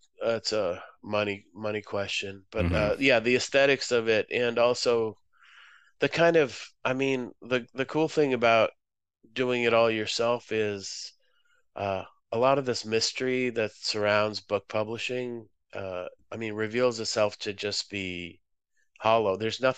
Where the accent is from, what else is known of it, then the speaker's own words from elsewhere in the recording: Boston, Massachusetts, United States; also born or lived in Moscow, Russia; now in Chicago, United States; No, I'm originally from Moscow, USSR. My family moved there, moved to the Boston area when I was seven, about